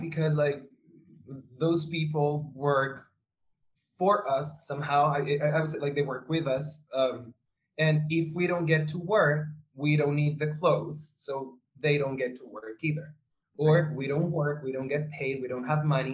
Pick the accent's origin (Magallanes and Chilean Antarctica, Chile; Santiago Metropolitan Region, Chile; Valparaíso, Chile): Santiago Metropolitan Region, Chile; Santiago; I was born in, and raised in Santiago de Chile